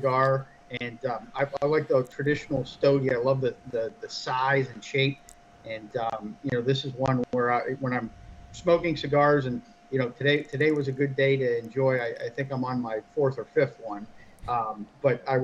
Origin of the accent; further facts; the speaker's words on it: Erie, Pennsylvania, United States; moved away; I was located in my hometown of Erie, Pennsylvania for 2 months